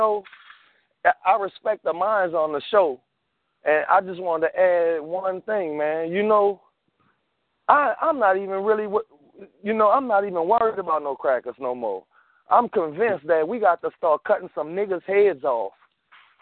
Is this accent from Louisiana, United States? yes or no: yes; New Orleans, Louisiana, United States; I'm from New Orleans